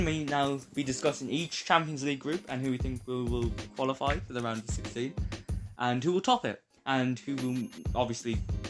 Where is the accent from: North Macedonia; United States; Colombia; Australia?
North Macedonia; Of course, we're from North Macedonia, so